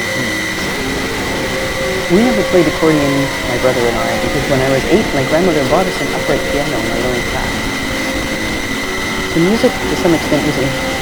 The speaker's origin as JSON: {"language": "English", "town": "Winnipeg", "region": "Manitoba", "country": "Canada", "tie": "born or raised there", "moved": "yes", "said": "I grew up in Winnipeg, Treaty 1 area"}